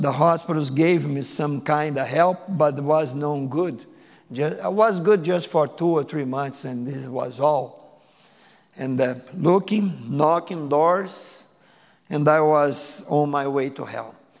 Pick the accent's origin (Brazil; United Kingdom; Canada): Brazil; Porto Alegre, Rio Grande do Sul; English is a second language; moved away as an adult; now in United States; I am from Brazil, I and my wife. I was born in the big city, place called Porto Alegre